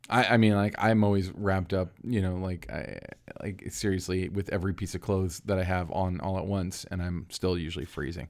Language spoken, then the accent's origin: English; Florida, United States; I grew up in Florida